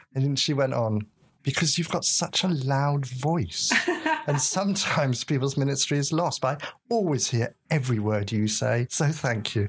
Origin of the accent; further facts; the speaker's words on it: England, United Kingdom; I'm an Englishman, uh, at least on my father's side, and I li-, certainly born up brought up in that culture.